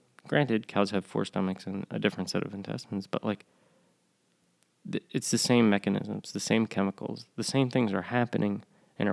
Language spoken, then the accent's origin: English; Northeast, United States; now in the South, United States; I live in the South now. I grew up in the North. And in the Northeast, in an Italian-American family